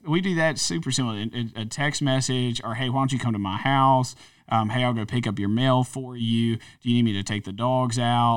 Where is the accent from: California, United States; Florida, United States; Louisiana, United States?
Louisiana, United States; North; moved away; I guess really North Louisiana, but I spent twelve years in South Louisiana.